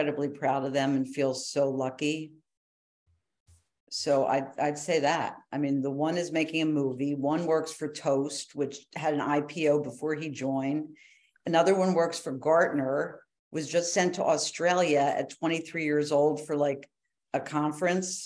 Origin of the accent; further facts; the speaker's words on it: Philadelphia, Pennsylvania, United States; moved away; also born or lived in New York; we grew up in Philly, Philadelphia, we were Phillies fans